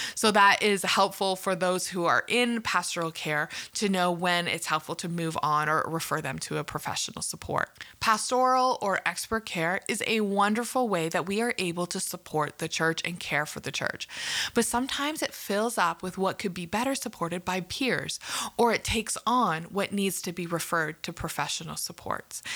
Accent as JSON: {"language": "English", "country": "Canada", "said": "I'm from Canada and probably knew that from my accent."}